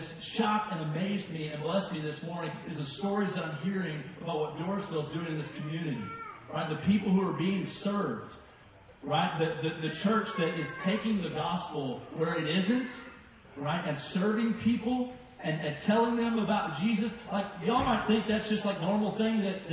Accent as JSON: {"language": "English", "town": "Arnold", "region": "Missouri", "country": "United States", "tie": "born or raised there", "said": "I grew up in Arnold, Missouri"}